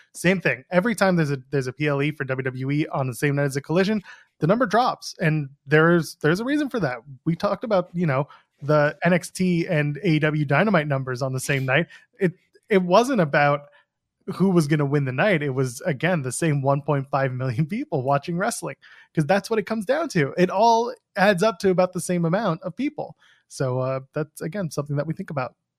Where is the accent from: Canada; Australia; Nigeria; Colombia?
Canada; I'm a Canadian